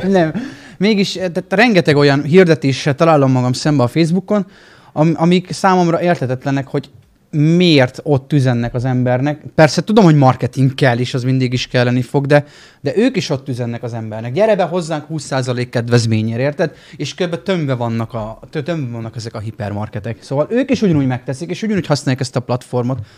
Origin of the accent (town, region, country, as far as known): Miskolc, Borsod-Abaúj-Zemplén, Hungary